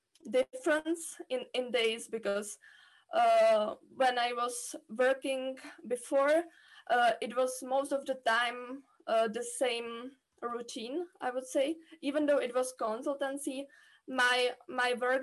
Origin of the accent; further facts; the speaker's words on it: Czechia; I'm coming from the Czech Republic, where I studied mathematics on the Charles University